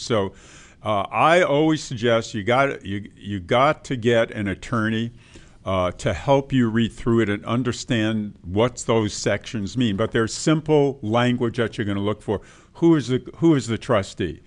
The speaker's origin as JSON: {"language": "English", "region": "New York", "country": "United States", "tie": "born or raised there", "said": "when I grew up in New York"}